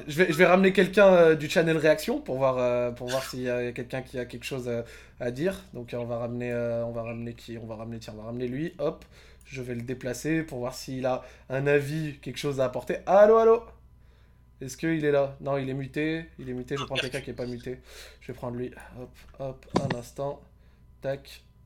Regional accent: Morocco; je suis marocain

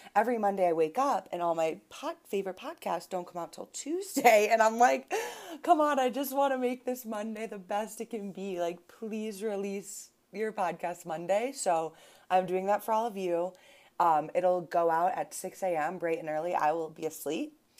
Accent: Buffalo, New York, United States; also born or lived in Boston; now in Denver, United States; I grew up in Buffalo, New York

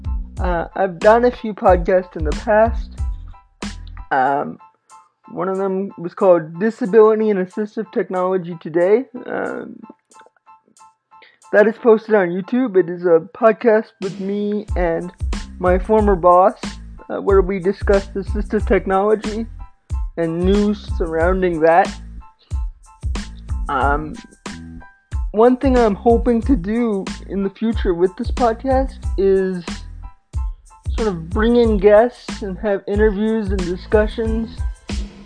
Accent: Canada; I am a Canadian filmmaker

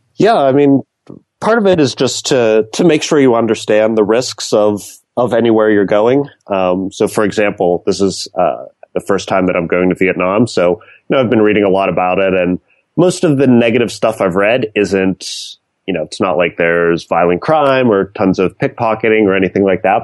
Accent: north of Pittsburgh, Pennsylvania, United States; moved away as an adult; also born or lived in East Coast; now in San Francisco, United States; Originally from a little bit north of Pittsburgh

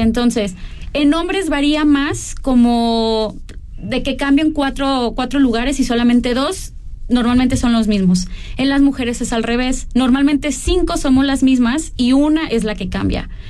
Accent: Jalisco, Mexico; born or raised there

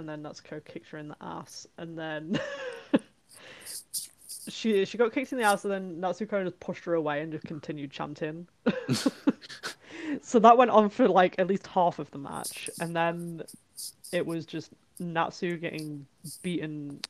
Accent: United Kingdom; I'm British.

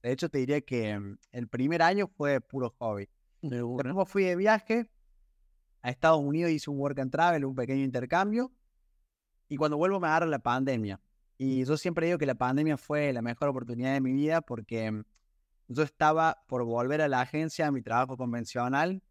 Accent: Córdoba, Argentina; yo soy de Córdoba, nací en Córdoba

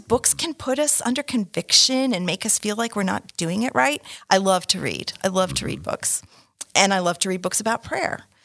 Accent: Canada; I was born in Canada, um, and my mother's Canadian

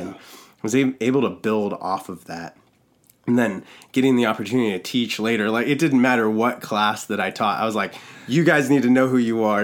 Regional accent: Valdez, Alaska, United States; also born or lived in Los Angeles, California; I was born in L A, and we moved from L A to Valdez, Alaska, when I was, I was only three years old

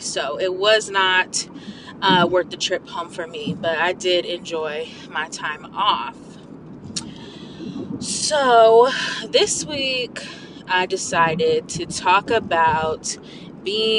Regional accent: Midwest, United States; also born or lived in California / Iowa / Nebraska / Missouri; I was born in California, where my parents met and had me. And then I moved to the Midwest

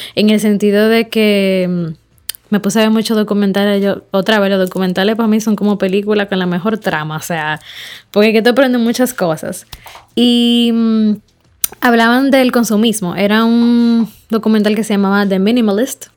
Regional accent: Dominican Republic; yo soy una dominicana, eh, joven, empresaria

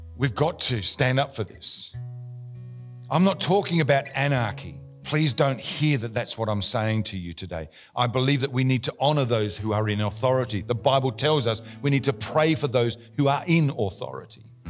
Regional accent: Australia; we're Australian

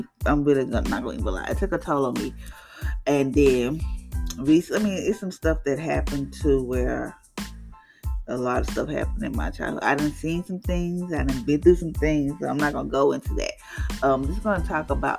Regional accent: Louisiana, United States; I'm from Louisiana

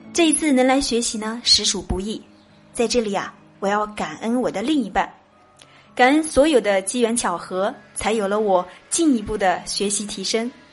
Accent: Chongqing, China; 我是来自重庆的

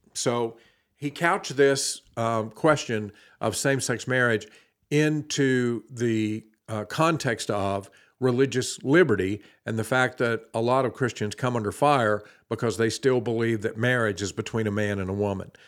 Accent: the South, United States; I grew up in the South

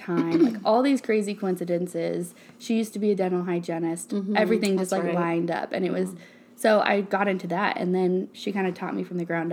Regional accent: Phoenix, Oregon, United States; I'm from Phoenix, Oregon, and all of my family still lives there.

